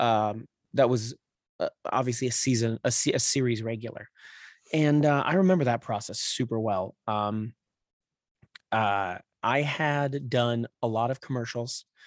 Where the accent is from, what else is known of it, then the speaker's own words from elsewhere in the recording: Claremont, California, United States; also born or lived in San Dimas / Upland / Rancho Cucamonga / North Hollywood; now in Los Angeles, United States; raised in the Inland Empire in, like, Claremont, um, is where I, like, grew up